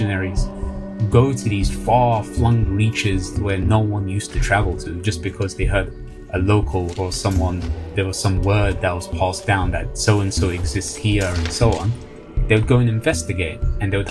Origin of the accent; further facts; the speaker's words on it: London, United Kingdom; Growing up in London